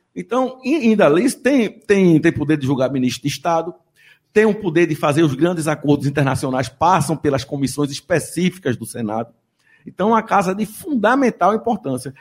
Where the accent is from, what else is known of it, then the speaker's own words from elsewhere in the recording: Northeast Region, Brazil; accent: nordestino; eu tenho um sotaque nordestino e não escondo